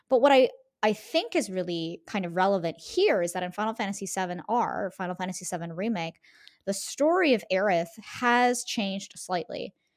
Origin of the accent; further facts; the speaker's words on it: United States; growing up in the United States